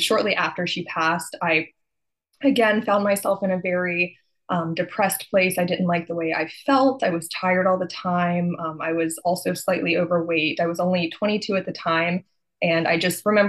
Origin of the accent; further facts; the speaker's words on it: Texas, United States; I'm from Texas and that's what we do.